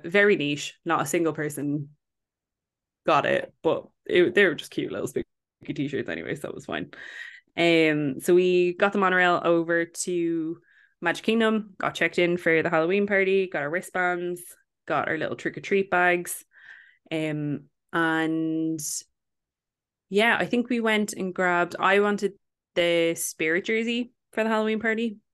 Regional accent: Ireland; we're from Ireland

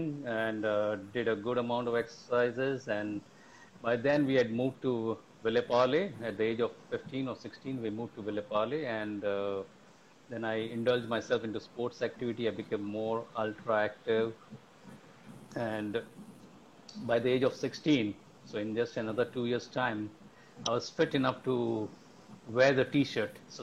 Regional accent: Mumbai, Maharashtra, India; I'm born and brought up in Mumbai.

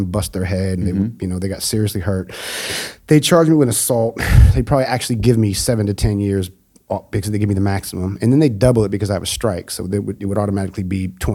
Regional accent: Oakland, California, United States; also born or lived in Japan / Kathmandu, Nepal; I come from Oakland, man, which is a very pro-black city

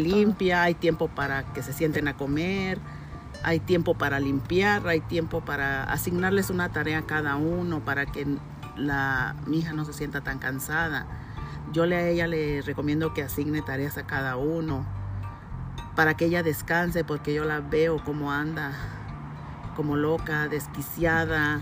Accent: Ciudad Juárez, Chihuahua, Mexico; moved away as an adult; also born or lived in Durango; mi lugar de nacimiento fue en Durango. Yo llegué a, Ciudad Juárez a la edad de 8, 8 años más o menos

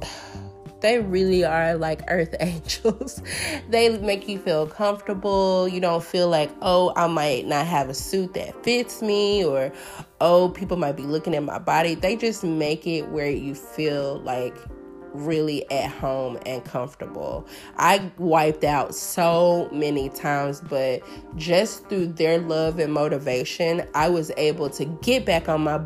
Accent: Memphis, Tennessee, United States; I'm from North Memphis.

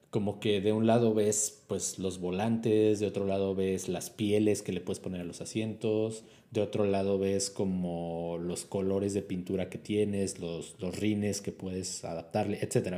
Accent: Mexico; no hay red 5G en mi país

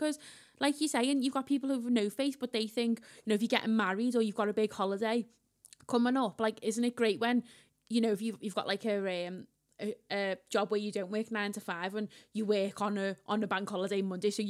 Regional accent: Liverpool, North West England, United Kingdom; we're Scouse, Laura, so we're basically mostly Irish anyway

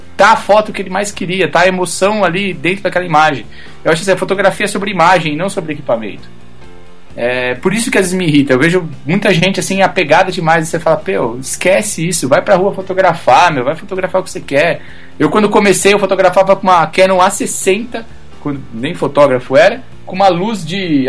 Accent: Brazil; como brasileiro, e eu assim, fotógrafo

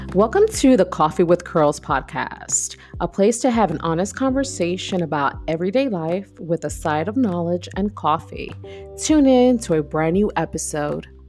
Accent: New York City, New York, United States; I am born and raised in East New York, Brooklyn

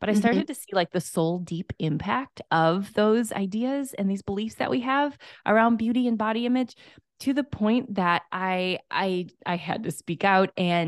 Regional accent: Minnesota, United States; So we were just talking about how we're fellow Midwesterners. Mm-hmm. I am from Minnesota.

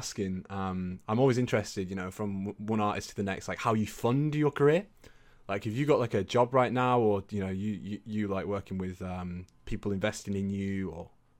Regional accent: North West England, United Kingdom; accent: Lancashire; I was up in Lancashire, which is where my accent was from. I used to live up there for a bit.

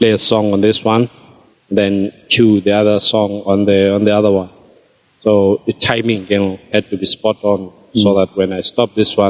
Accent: Queenstown, Eastern Cape, South Africa; also born or lived in Whittlesea; Born and bred in Queenstown.

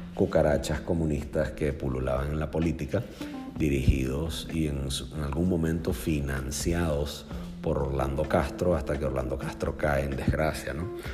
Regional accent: Venezuela; los venezolanos somos rehenes en nuestro propio país

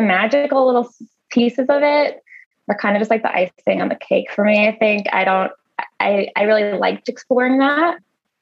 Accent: Long Island, New York, United States; I grew up on Long Island

